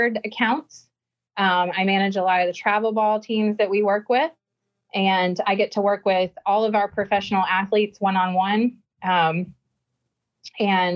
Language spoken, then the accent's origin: English; Georgia, United States; moved away as an adult; also born or lived in Tuscaloosa, Alabama / South Carolina; Growing up in Georgia, about 20 minutes from the University of Georgia